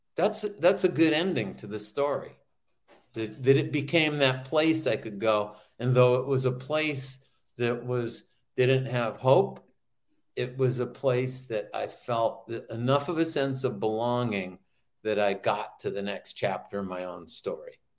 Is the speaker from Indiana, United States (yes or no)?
no; New Hampshire, United States; growing up in New Hampshire